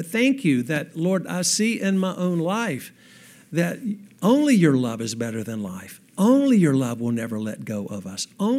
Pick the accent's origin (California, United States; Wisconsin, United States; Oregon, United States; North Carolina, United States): North Carolina, United States; Graham; How as an 8-year-old young man growing up in Graham, North Carolina